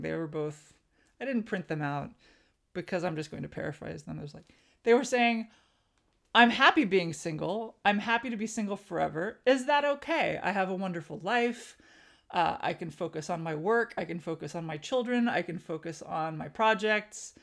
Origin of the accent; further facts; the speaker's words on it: Southern California, United States; moved away as an adult; I grew up Armenian American in Southern California.